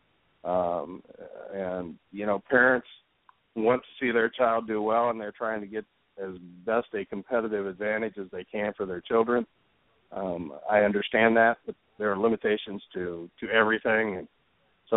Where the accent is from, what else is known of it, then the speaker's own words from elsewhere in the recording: Ohio, United States; I grew up in Ohio